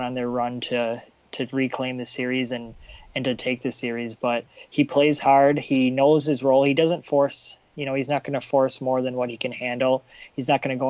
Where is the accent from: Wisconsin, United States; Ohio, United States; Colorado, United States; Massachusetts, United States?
Wisconsin, United States; now in Minnesota, United States; I'm born and raised in Wisconsin